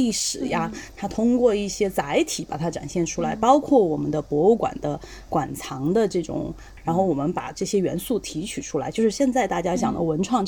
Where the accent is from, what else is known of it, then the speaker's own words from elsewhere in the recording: Chengdu, Sichuan, China; 成都人。